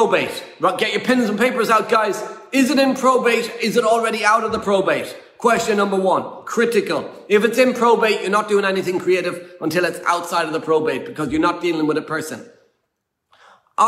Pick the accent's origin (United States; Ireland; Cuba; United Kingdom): Ireland; moved away; we're an Irish family.